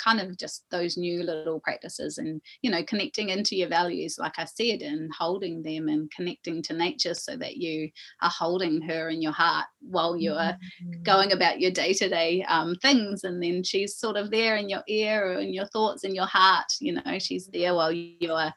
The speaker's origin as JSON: {"language": "English", "area": "Coromandel", "region": "Waikato", "country": "New Zealand", "tie": "born or raised there", "said": "We grew up in the Coromandel for a time"}